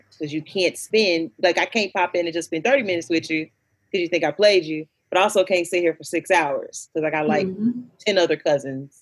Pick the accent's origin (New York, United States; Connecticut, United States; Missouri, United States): Missouri, United States; Kansas City; moved away; I'm from Kansas City